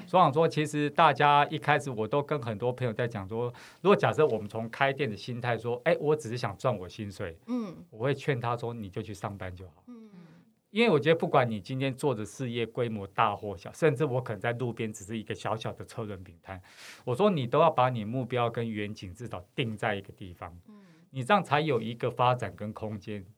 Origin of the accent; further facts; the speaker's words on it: Taipei, Taiwan; 其实我应该是讲着我们是在西门町长大孩子